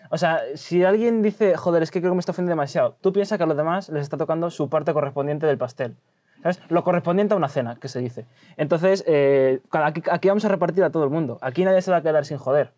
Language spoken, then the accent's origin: Spanish; Madrid, Community of Madrid, Spain; somos madrileños